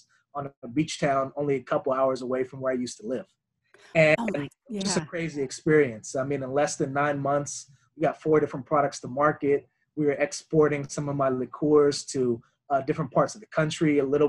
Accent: Cincinnati, Ohio, United States; I'm originally from Cincinnati, Ohio, but growing up, I moved around a lot because of my father's job. I went to multiple different high schools

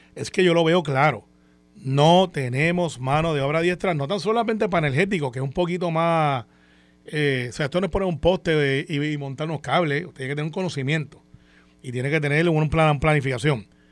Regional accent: Puerto Rico; lo que damos en Puerto Rico

